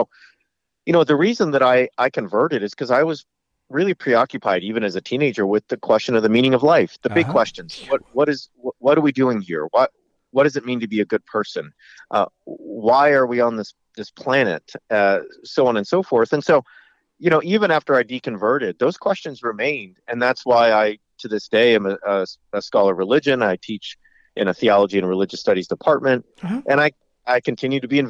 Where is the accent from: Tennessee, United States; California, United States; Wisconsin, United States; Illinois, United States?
California, United States; Southern; I grew up in Southern California